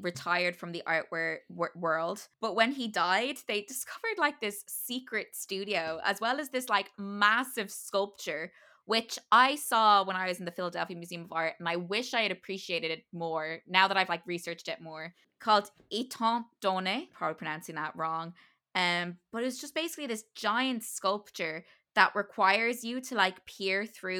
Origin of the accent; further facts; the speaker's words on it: Ireland; I'm an Irish theater person and I don't like Beckett